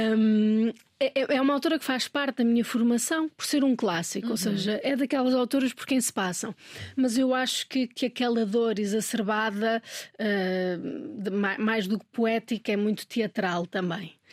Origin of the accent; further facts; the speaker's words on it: Minho, Portugal; moved away; also born or lived in Lisbon / Brazil; Eu sou minhota e eu noto muita diferença entre o português do Minho e o português de Lisboa nós temos muito, muitas mais palavras do que em Lisboa.